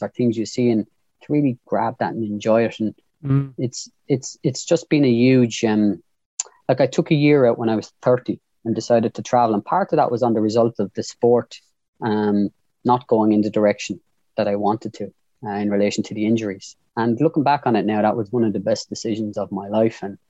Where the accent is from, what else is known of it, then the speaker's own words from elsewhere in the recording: Waterford, Munster, Ireland; born in the same place you were, Mark, Lismore Park. And then I was a Waterford man. Then I was Irish